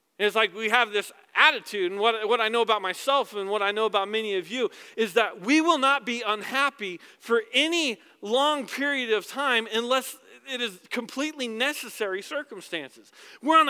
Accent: the South, United States; I was born in the South

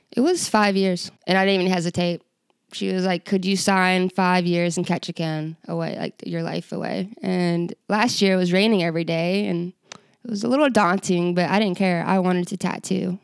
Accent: Virginia, United States; moved away as an adult; now in Ketchikan, United States; I am from Virginia

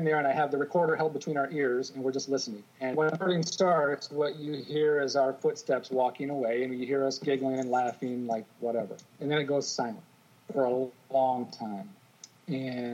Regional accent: Michigan, United States; now in New York, United States; I grew up in Michigan

